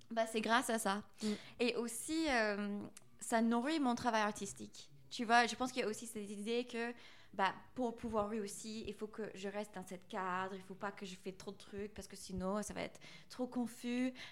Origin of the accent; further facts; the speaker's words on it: United States; French is a second language; now in France; surtout en tant qu'américaine en France, dans cette école d'art français